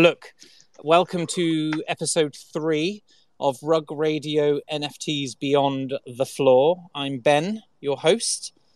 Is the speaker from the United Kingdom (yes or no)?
yes; Salisbury, South West England, United Kingdom; I'm a southerner. I'm a I'm from Salisbury in England.